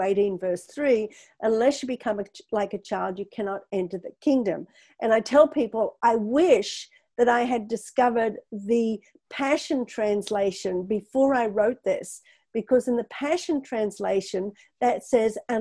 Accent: Australia; moved away; I come from Australia originally

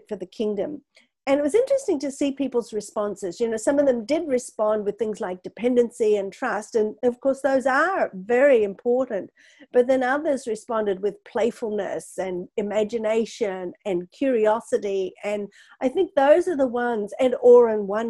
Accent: Australia; moved away; I come from Australia originally

